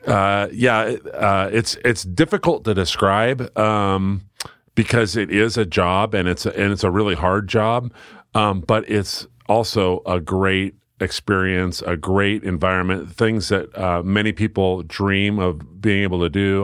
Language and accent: English; Silverton, Oregon, United States; fabulous, positive experience growing up in Silverton.